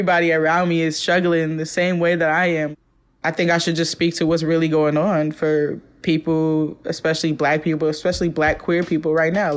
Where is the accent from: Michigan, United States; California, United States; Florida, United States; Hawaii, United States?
California, United States; Oakland; moved away as an adult; now in Brooklyn, United States; one of the main influences that I had growing up in East Oakland is just spending a lot of time with my pops